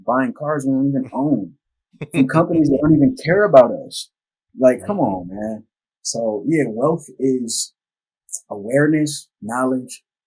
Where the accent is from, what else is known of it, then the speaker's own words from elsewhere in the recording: United States; the most segregated city in the United States of America, my hometown